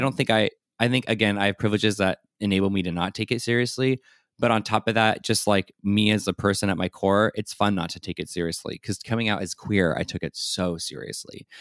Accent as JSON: {"language": "English", "town": "San Diego", "region": "California", "country": "United States", "tie": "born or raised there", "said": "I also was born and raised in San Diego"}